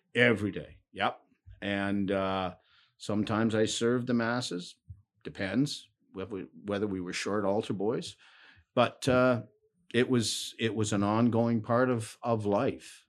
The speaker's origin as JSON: {"language": "English", "town": "Ancaster", "region": "Ontario", "country": "Canada", "tie": "born or raised there", "also_born_or_lived": "Hamilton, Ontario", "said": "I was born in Hamilton, but when I was young, my parents moved up to Ancaster"}